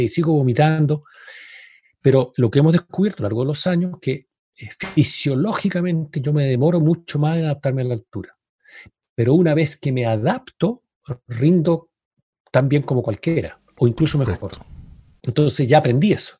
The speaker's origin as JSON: {"language": "Spanish", "country": "Chile", "said": "somos chilenos"}